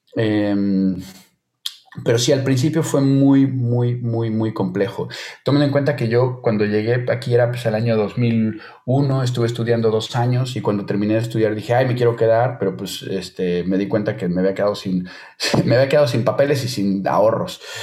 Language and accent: Spanish; Mexico; moved away as an adult; now in Spain; como mexicano en el extranjero